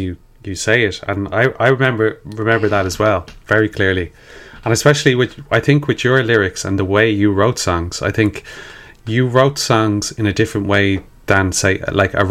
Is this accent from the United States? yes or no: no; Sallynoggin, Killiney and Glenageary, South County Dublin, Leinster, Ireland; if we're Irish people from feckin' Sally Noggin and Killiney and Glenageary, that's where we came from